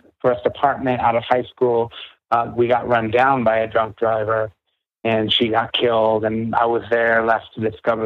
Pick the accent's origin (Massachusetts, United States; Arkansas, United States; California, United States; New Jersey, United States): Massachusetts, United States; Boston; I grew up in New England. You know, I grew up in the Boston area